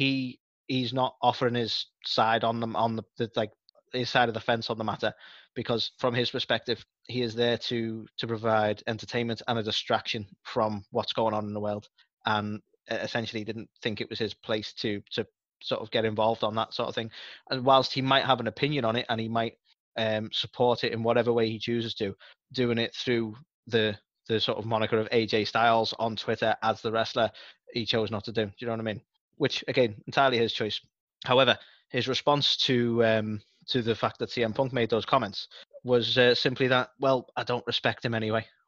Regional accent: United Kingdom; I'm British

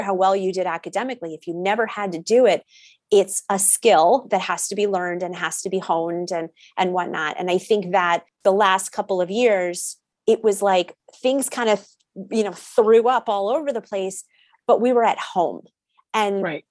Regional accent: Connecticut, United States; I grew up in Connecticut, went to a public school

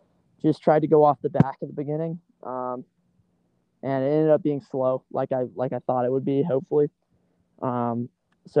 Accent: Athens, Georgia, United States; moved away as an adult; I'm from Athens, Georgia, and, you know, in high school, I trained in some really tough weather

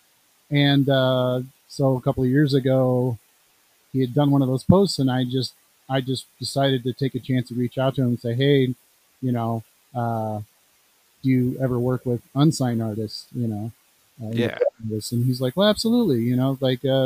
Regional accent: California, United States; also born or lived in Illinois; now in Rock Island, United States; I live in Illinois, but I was born in California

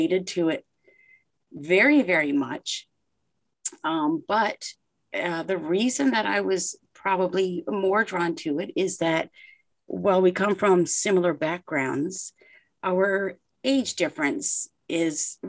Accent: Canada; I'm Canadian

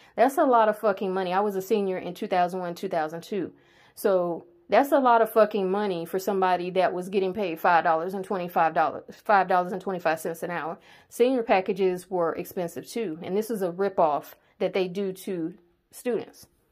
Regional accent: the South, United States; I'm from the South

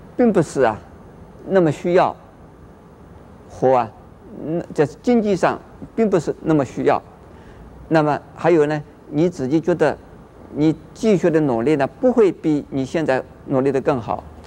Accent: Taiwan; 我们台湾人

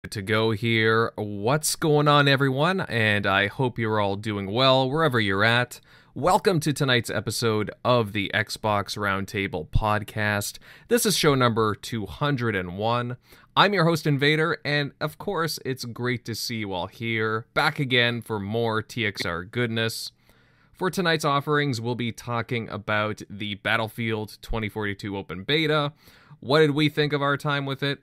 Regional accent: Canada; me and General M L D, we're from Canada

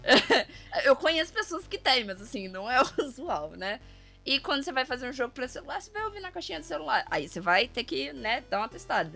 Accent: Brazil; nós brasileiros entendemos pela vivência de estar aqui todo dia

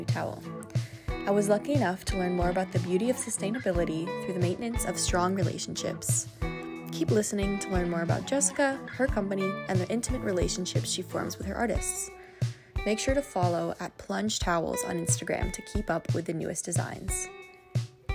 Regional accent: New York, United States; I was actually born and raised in New York

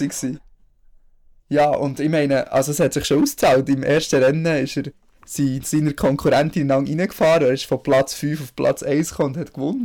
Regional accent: Bern, Switzerland; als Berner

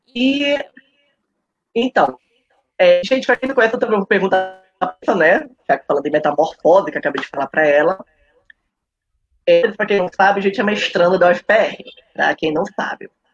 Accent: Belém, Pará, Brazil; eu nasci em Belém do Pará

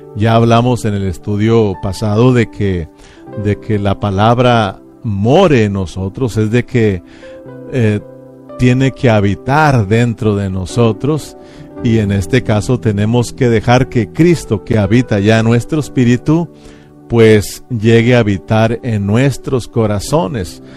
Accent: Mexico; uno de nosotros como mexicanos

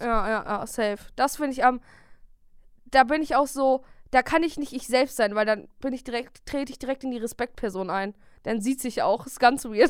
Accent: Bielefeld, North Rhine-Westphalia, Germany; wir kommen ja beide aus Bielefeld

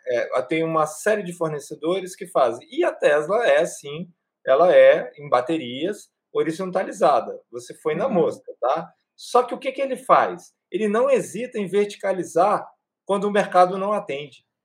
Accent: Brazil; Eu e o Cláudio somos brasileiros.

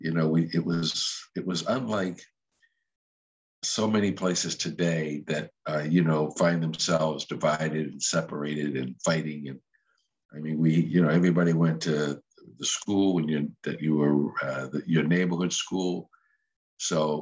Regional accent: Cambridge, Massachusetts, United States; accent: Northeast; I was born and raised in Cambridge, Massachusetts. So if I sound a little funny, you can blame my Northeast roots

